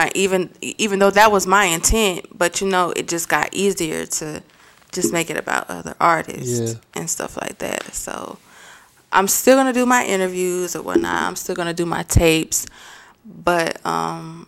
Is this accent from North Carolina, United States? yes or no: yes; Mount Airy, North Carolina, United States; also born or lived in Winston-Salem, North Carolina; I am from Mount Airy, North Carolina